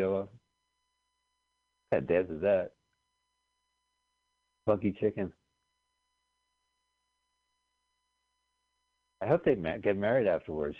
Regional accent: New Jersey, United States; we grew up in New Jersey

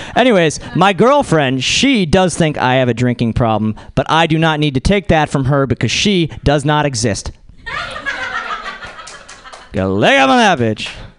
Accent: Boston, Massachusetts, United States; So I am from Boston, and this accent is completely fake.

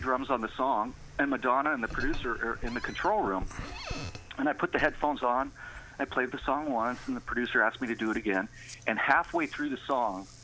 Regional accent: San Francisco, California, United States; I'm from San Francisco. I'm a native.

